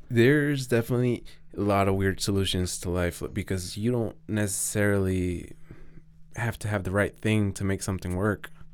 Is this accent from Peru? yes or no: no; Mexico; English is a second language; also born or lived in Arizona / Colorado; now in Denver, United States; I'm a kid from Mexican parents that was born in Arizona and raised in Mexico.